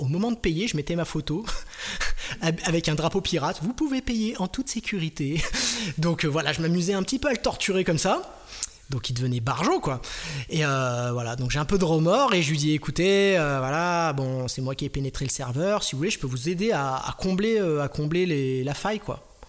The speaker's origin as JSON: {"language": "French", "town": "Strasbourg", "region": "Grand Est", "country": "France", "said": "je viens de Strasbourg"}